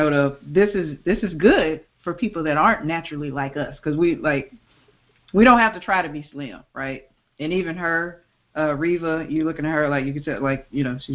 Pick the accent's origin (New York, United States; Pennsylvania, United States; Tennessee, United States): Tennessee, United States; Memphis; I grew up in the Mid-South. I grew up in Memphis, Tennessee